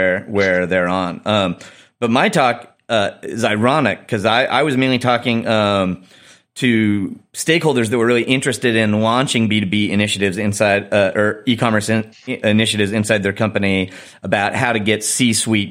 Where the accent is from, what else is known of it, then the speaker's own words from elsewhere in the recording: Chicago, Illinois, United States; in Chicago, in my hometown